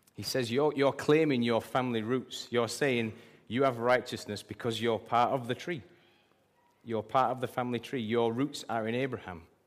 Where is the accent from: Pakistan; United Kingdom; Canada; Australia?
United Kingdom; England; I'm British and proud